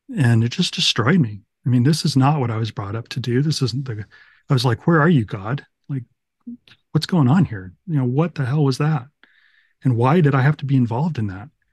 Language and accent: English; United States; I'm this American guy.